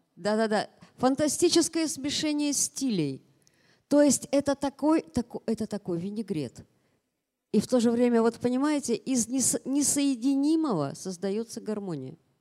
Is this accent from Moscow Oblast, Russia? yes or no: no; Yekaterinburg, Sverdlovsk Oblast, Russia; moved away as an adult; now in Moscow, Russia; Екатеринбург, повторяю, мой родной город